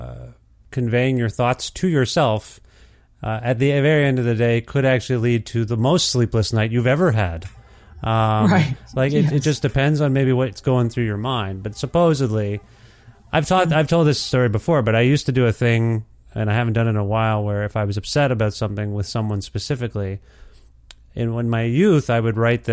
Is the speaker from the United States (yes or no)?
no; Ontario, Canada; I told you I'm from Alberta, Edmonton, but I'm from Ontario